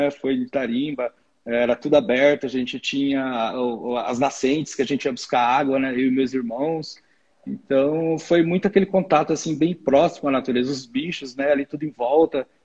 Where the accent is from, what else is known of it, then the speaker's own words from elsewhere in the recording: Cujubim, Rondônia, Brazil; de um cantinho do, do Brasil chamado Cujubim. É, isso é Rondônia, né? Estado de Rondônia, eu sou, de, sou natural de Rondônia.